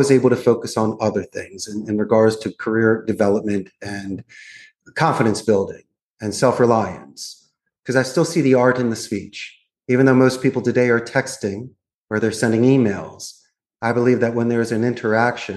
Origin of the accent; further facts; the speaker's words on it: Philadelphia, Pennsylvania, United States; moved away as an adult; also born or lived in Arizona; now in Costa Rica; I'm actually from Northeast Philadelphia. So I was born and raised. I'm a Philly boy.